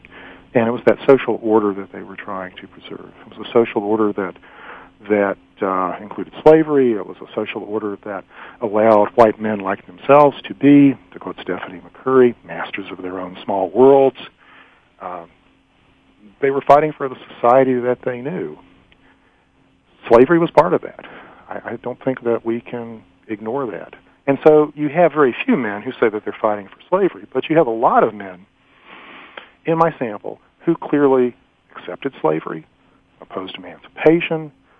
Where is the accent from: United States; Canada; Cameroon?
United States; the South; Growing up in the South, we were often told that Confederate soldiers fought to defend their homes.